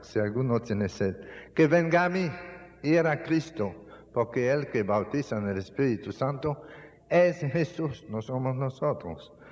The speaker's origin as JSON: {"language": "Spanish", "country": "Canada", "also_born_or_lived": "Dominican Republic", "moved": "yes", "said": "en mi país, en Canadá, así es como nosotros llamamos los puercos"}